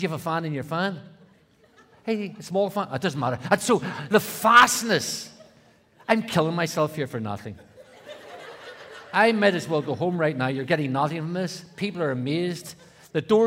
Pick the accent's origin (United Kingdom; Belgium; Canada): United Kingdom; Belfast, Northern Ireland; I grew up in Belfast, Northern Ireland